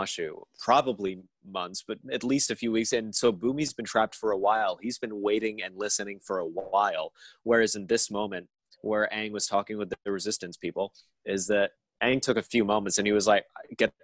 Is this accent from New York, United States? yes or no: yes; New York City, New York, United States; I grew up here in New York City